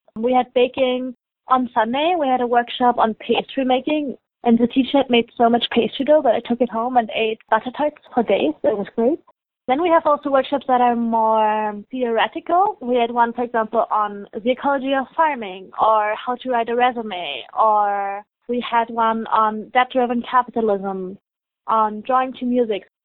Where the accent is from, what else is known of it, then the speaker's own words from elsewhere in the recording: Germany; moved away as an adult; now in Halifax, Canada; I'm originally from Germany and I came here for an exchange for university.